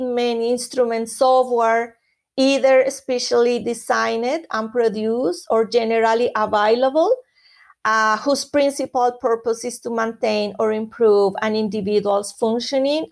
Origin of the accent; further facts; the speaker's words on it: Colombia; moved away; I am from Colombia originally, and in Colombia, music and dancing are important elements of culture. So as a Colombian